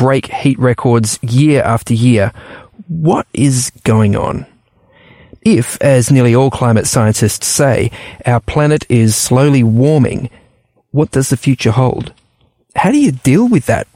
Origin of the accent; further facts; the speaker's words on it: New Zealand; moved away; also born or lived in Papua New Guinea / Cairns, Australia; when I was a kid, you know, growing up in New Zealand